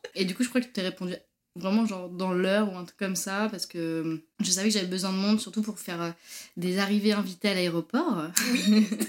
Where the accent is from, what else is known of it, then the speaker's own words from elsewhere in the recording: Normandy, France; moved away as an adult; also born or lived in Paris, France / Marseille, France; now in Montreal, Canada; Alors moi, je viens de Normandie. J'ai grandi en Normandie